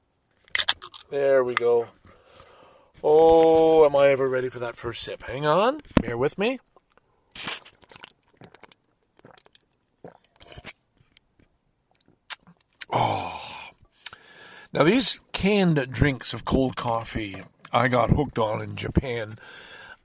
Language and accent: English; Ontario, Canada; as a Canadian citizen.